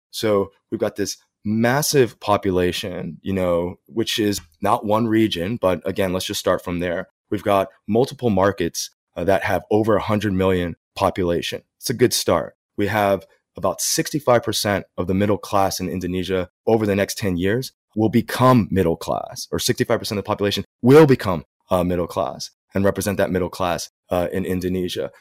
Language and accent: English; Texas, United States; moved away as an adult; also born or lived in New York / Hong Kong / China / India; now in Singapore; I'm originally from Texas